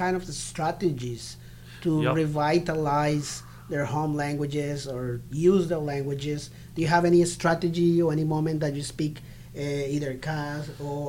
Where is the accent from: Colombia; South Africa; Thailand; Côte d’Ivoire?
Colombia; English is a second language; also born or lived in United States; now in Toronto, Canada